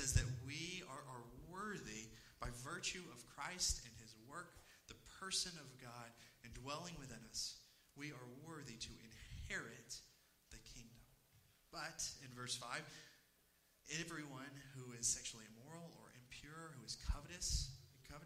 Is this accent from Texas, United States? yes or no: yes; East Texas, United States; I am from, initially, I grew up, born and raised in East Texas